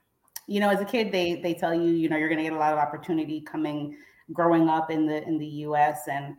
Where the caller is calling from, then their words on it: Jacksonville, Florida, United States; I am in Jacksonville, Florida.